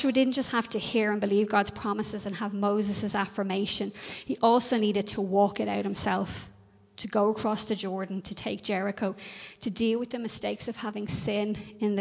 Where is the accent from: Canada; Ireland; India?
Ireland